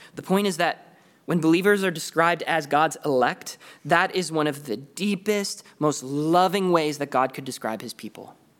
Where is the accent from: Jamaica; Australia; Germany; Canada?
Canada; I'm from Canada